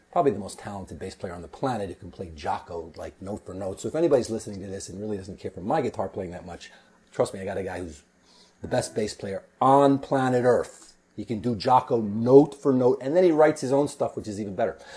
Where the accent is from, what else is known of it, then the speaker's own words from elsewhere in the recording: Saddle River, New Jersey, United States; also born or lived in New York; But I was born in New York. I grew up in northern New Jersey. Um, Saddle River went to Ramsey High School